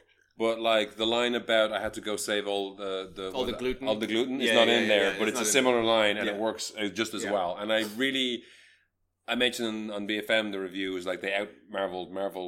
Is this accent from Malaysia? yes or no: yes; Malaysia; As a Malaysian